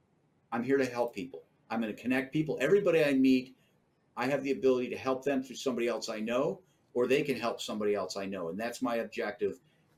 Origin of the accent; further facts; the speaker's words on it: Chicago, Illinois, United States; born there; You know, I was born in Chicago